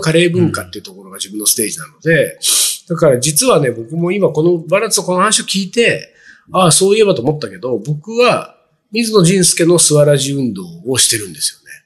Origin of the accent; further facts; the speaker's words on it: Japan; 日本で生まれ育った喫水の日本人の私がですよ